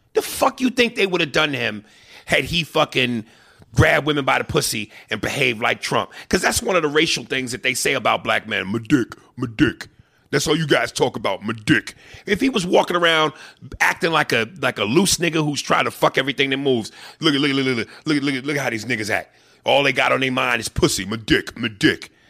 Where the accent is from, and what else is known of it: New York, United States; accent: New York